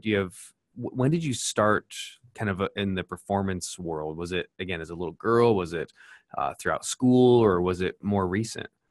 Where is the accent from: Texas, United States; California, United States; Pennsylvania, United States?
California, United States; Orange County; I grew up in Orange County